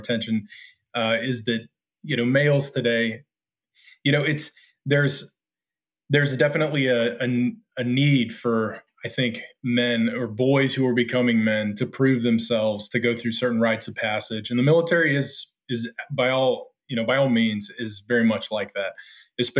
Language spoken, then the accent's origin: English; United States; I'm an American. My family has been here since 1635